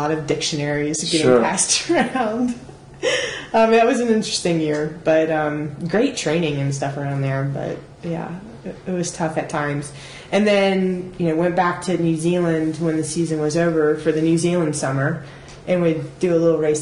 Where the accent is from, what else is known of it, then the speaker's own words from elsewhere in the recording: United States; being an American at some of these races